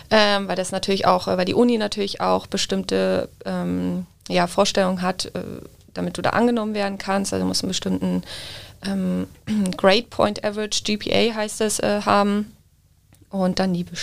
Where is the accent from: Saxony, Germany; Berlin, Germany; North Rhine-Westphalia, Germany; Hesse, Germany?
North Rhine-Westphalia, Germany; Düsseldorf; now in Munich, Germany; Also ich bin ja eigentlich aus Düsseldorf